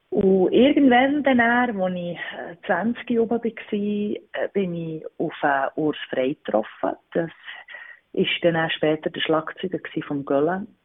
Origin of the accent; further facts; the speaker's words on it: Wimmis, Bern, Switzerland; Ich wohne im Berner Oberland in Wimmis. Und was gefällt dir am Ort? Es ist der Ort, wo ich aufgewachsen bin.